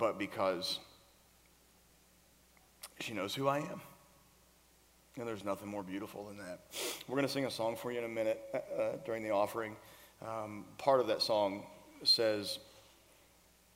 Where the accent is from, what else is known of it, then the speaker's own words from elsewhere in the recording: Florida, United States; now in Nashville, United States; we grew up in Florida together. We went to the same high school in Florida. I'm from here, so I have ties here